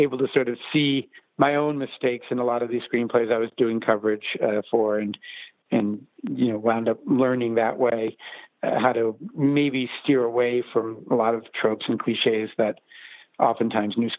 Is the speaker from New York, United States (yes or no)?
yes; New Rochelle, New York, United States; moved away as an adult; also born or lived in Los Angeles; I'm from New Rochelle, New York, which is a suburb of Manhattan.